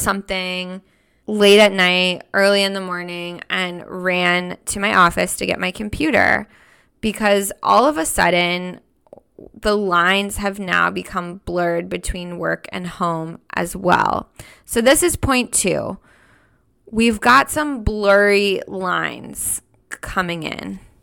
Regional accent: United States; moved away as an adult; also born or lived in Switzerland; I'm an American woman.

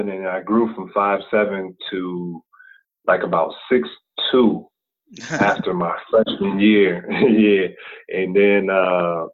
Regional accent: Akron, Ohio, United States; now in Atlanta, United States; I'm from Akron, Ohio. Also spent some time in some other cities in Ohio. But, for the most part, it's been Akron

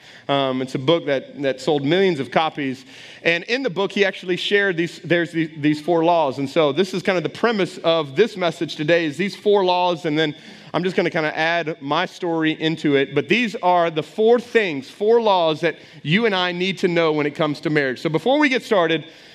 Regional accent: Texas, United States; now in Welsh, United States; I grew up in Texas

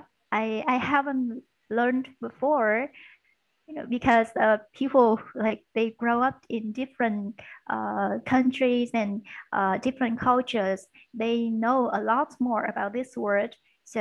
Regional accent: Da Lat, Lam Dong, Vietnam; English is a second language; moved away as an adult; now in Ho Chi Minh City, Vietnam; I was born in Da Lat City. It's in the north of Vietnam, and it's a highland area. And I moved to Ho Chi Minh City for studying business English.

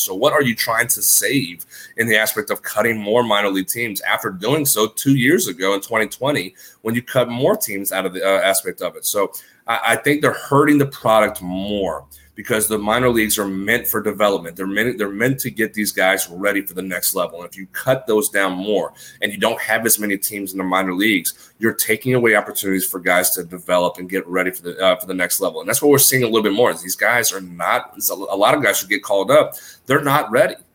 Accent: New Orleans, Louisiana, United States; Growing up in New Orleans, we had the New Orleans Zephyrs

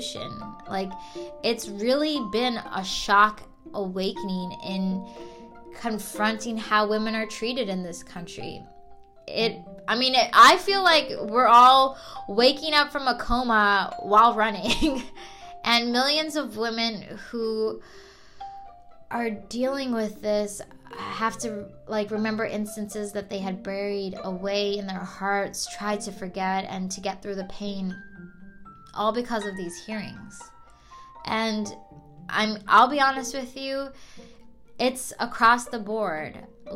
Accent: North Carolina, United States; And this was in my home state of North Carolina

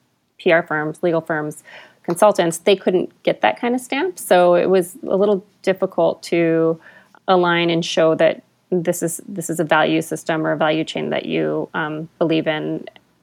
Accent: Albuquerque, New Mexico, United States; moved away as an adult; now in Canada; I'm from Albuquerque, New Mexico. I was born and raised

